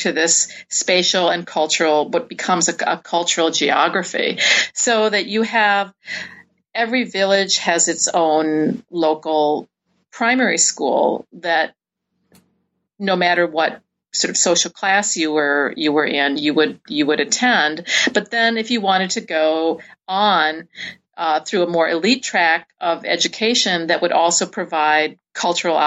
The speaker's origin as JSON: {"language": "English", "region": "Midwest", "country": "United States", "tie": "born or raised there", "also_born_or_lived": "New York", "moved": "yes", "said": "growing up in the Midwest and then moving to New York and living in New York for many years"}